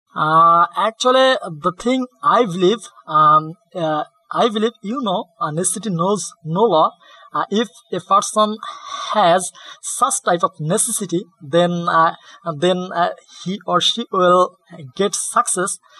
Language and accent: English; Bangladesh; English is a second language; I am from Bangladesh